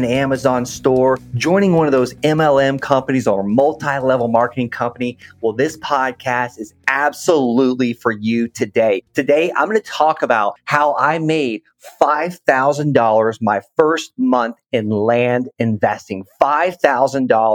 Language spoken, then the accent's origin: English; Okeechobee, Florida, United States; moved away as an adult; also born or lived in Colorado Springs, Colorado; I'm actually from Okeechobee, Florida